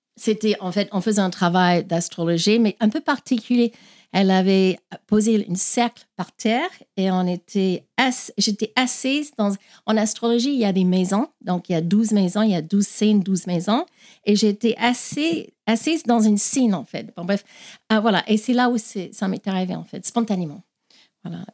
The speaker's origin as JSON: {"language": "French", "country": "Australia", "tie": "born or raised there", "also_born_or_lived": "Ireland", "second_language": "French", "moved": "as an adult", "lives_now": "France", "said": "Donc je suis née en Irlande, mais j'ai grandi en Australie et ça fait 20 ans que, je, que j'habite en France"}